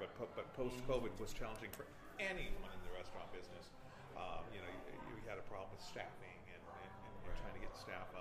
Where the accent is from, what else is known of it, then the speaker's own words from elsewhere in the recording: New Jersey, United States; also born or lived in Florida; now in Waterloo, United States; it's where our hometown is